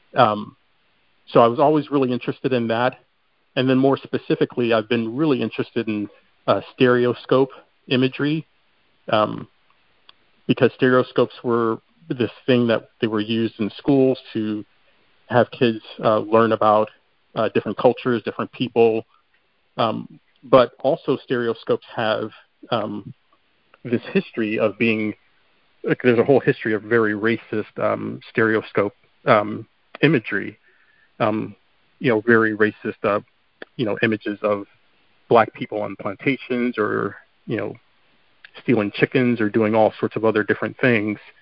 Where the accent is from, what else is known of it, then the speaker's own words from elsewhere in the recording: Chicago, Illinois, United States; moved away; I'm originally from Chicago